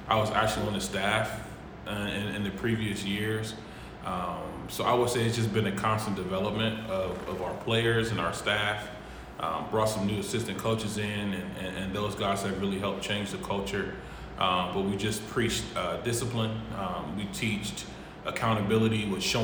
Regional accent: Cleveland, Ohio, United States; now in Columbus, United States; I'm from Cleveland, Ohio

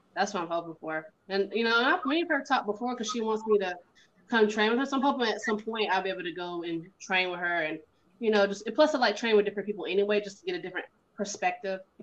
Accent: the South, United States; I grew up in the south, and my mom and them from, from up north.

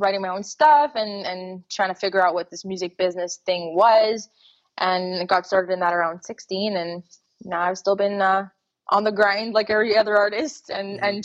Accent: Montreal, Quebec, Canada; I grew up in Montreal, Canada

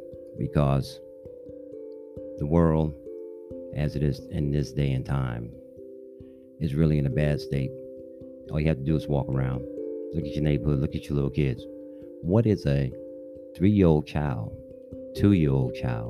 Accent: New York City, New York, United States; I'm a New Yorker. I grew up playing skelly, stickball, stuff like

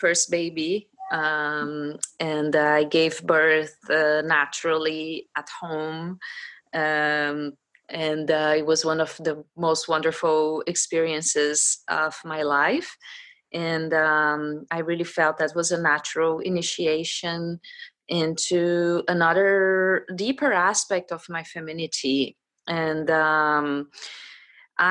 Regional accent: Brazil; I am Brazilian, but my father's from Poland, so I'm also from Polish ancestry.

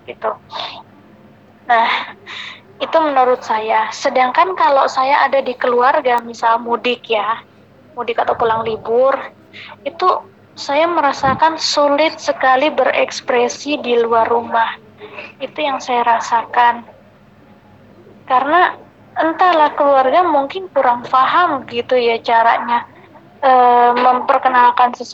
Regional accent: Malang, East Java, Indonesia; also born or lived in Cepu; saya berasal dari Cepu Jawa Tengah yang berdomisili di Kota Malang sejak kecil.

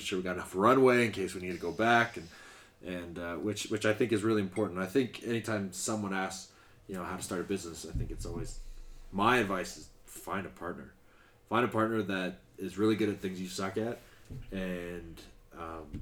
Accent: Calgary, Alberta, Canada; moved away as an adult; also born or lived in Gävle, Sweden; we're both from Calgary, grew up completely different sides of the city

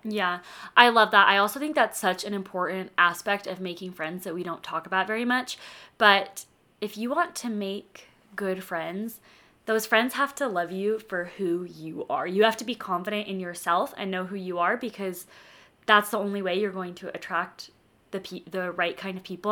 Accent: Denver, Colorado, United States; now in Utah, United States; I'm from Denver

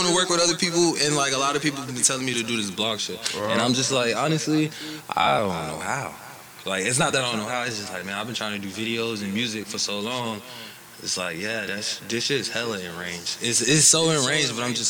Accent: Alabama, United States; also born or lived in Gary, Indiana; I went to high school in Alabama, and then I was born in Gary, Indiana

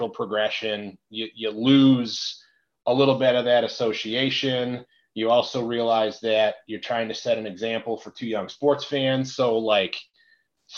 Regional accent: Detroit, Michigan, United States; moved away as an adult; also born or lived in East Lansing, Michigan / Columbus, Ohio / Cincinnati, Ohio / Indianapolis, Indiana; now in Lafayette, United States; born and raised in the Detroit area

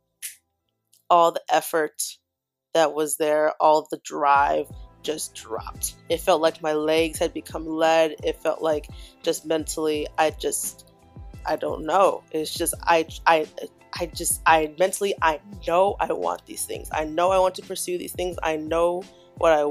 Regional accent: Chicago, Illinois, United States; moved away; back in my hometown, Chicago

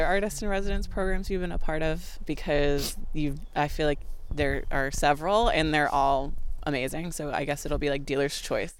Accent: Honolulu, Hawaii, United States; born there; I was born in Honolulu, and we lived there for a couple different stints because my dad was in the Coast Guard.

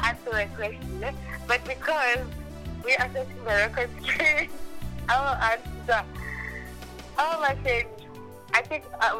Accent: Kempton Park, Gauteng, South Africa; also born or lived in Mulobedi; raised in Joburg, in a place called Kempton Park

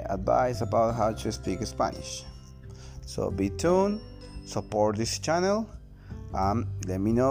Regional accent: Buenos Aires, Argentina; English is a second language; moved away as an adult; now in United States; I was born in Buenos Aires, Argentina, and I raised there and I live in there for a long, long time, all, almost my life. But five years ago, I decided to came to United States of America, and I am living here.

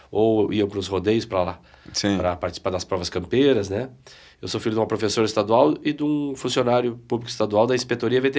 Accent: Piratini, Rio Grande do Sul, Brazil; Eu, eu sou de Piratini, né? Piratini. Piratini, que é a primeira capital farroupilha.

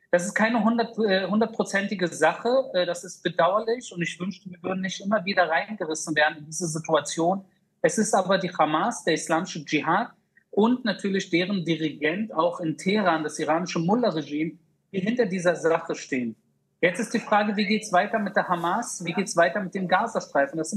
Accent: Berlin, Germany; die ich teilweise auch leider in meiner Jugend in Berlin-Wedding kennenlernen durfte

